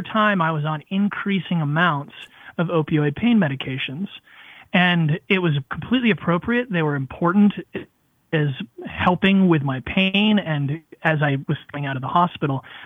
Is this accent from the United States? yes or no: yes; New Hampshire, United States; moved away as an adult; also born or lived in Washington, D.C.; come back to my home state of New Hampshire